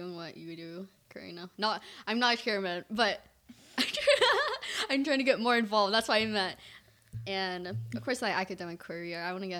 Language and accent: English; Vietnam; I'm Vietnamese!